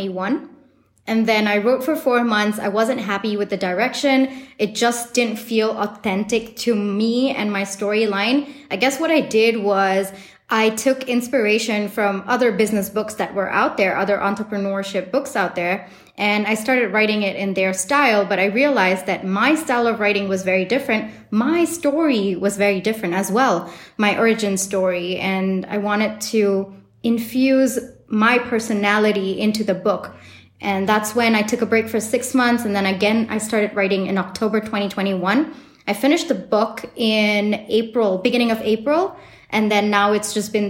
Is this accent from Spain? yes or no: no; Singapore; moved away; also born or lived in New York; the days that I grew up in Singapore